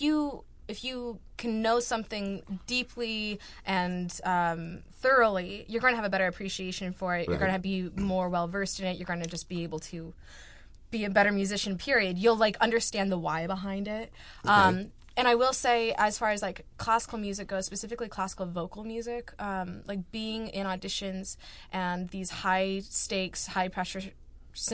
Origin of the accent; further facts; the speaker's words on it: Bend, Oregon, United States; now in Rochester, United States; as a kid from rural Oregon